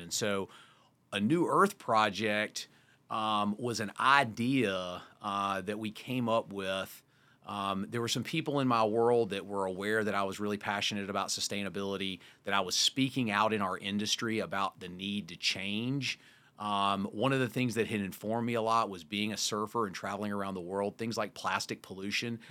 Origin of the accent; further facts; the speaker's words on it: Wrightsville Beach, North Carolina, United States; moved away; also born or lived in Park City; I grew up in Wrightsville Beach, North Carolina with sand and salt water